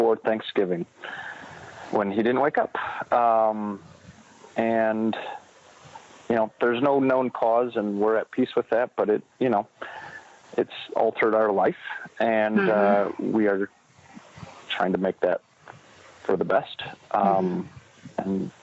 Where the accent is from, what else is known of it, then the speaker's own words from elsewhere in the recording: South Bend, Indiana, United States; moved away as an adult; also born or lived in Chicago suburbs, Illinois; now in Chicago, United States; I'm born and raised in South Bend, Indiana. And now I live west suburbs of Chicago.